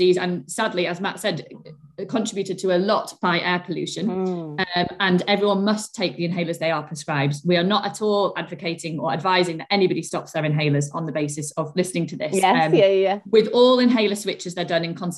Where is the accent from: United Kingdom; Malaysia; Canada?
United Kingdom; Sheffield, Yorkshire and the Humber; I'm from Sheffield